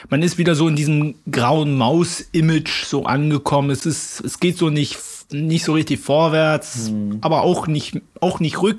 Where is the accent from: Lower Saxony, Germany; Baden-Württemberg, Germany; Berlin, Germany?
Berlin, Germany; ich bin ja, ich bin ja aus Berlin, aber bin absolut neutral gegenüber Hertha und Union.